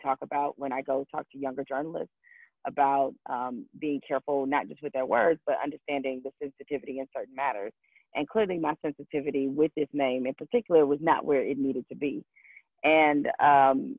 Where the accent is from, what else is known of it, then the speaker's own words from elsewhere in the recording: Detroit, Michigan, United States; I grew up in Detroit